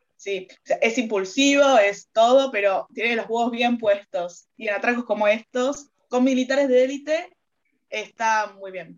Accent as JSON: {"language": "Spanish", "country": "Argentina", "said": "yo como argentina"}